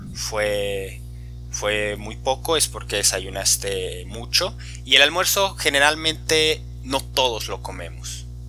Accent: Guadalajara, Jalisco, Mexico; en México, en mi región

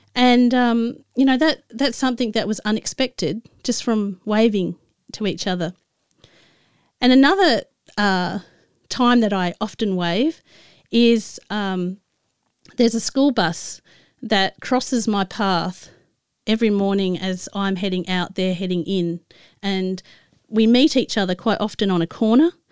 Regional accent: Adelaide, South Australia, Australia; moved away as an adult; also born or lived in Tasmania; I moved from where I grew up in Adelaide to, uh, Tasmania

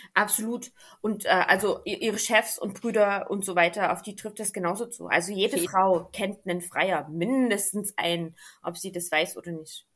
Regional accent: Germany; bei uns in Deutschland

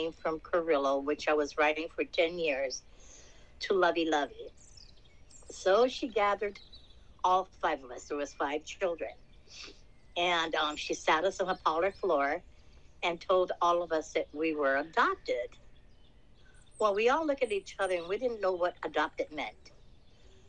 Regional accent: Honolulu, Hawaii, United States; moved away as an adult; also born or lived in California / Las Vegas; I was born and raised in Palolo Valley, Hawaii.

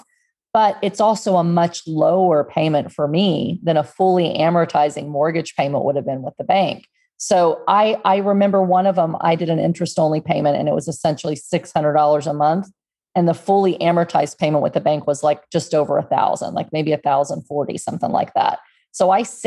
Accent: Texas, United States; moved away as an adult; also born or lived in Houston, Texas; now in Pennsylvania, United States; I grew up in Texas and near the water, we were at the beach every weekend, 30 minutes away from my house

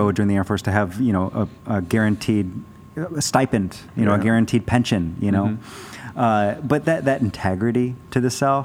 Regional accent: Arizona, United States; I grew up in Arizona

